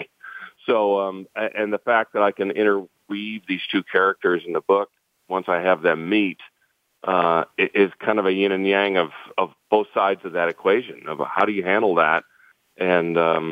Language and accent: English; St. Louis, Missouri, United States; I'm born and raised in St. Louis as the son of a Cardinal